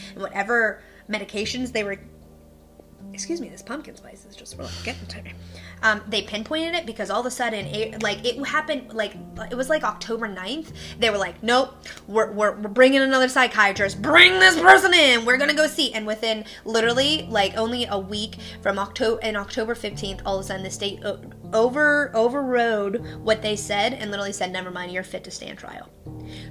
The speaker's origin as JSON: {"language": "English", "town": "Pittsburgh", "region": "Pennsylvania", "country": "United States", "tie": "born or raised there", "said": "I grew up in Pittsburgh"}